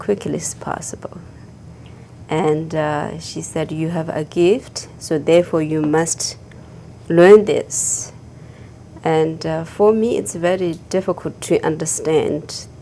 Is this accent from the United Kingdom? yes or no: no; Tibet, China; English is a second language; moved away as an adult; also born or lived in India; I was born in Tibet and grew up in Tibet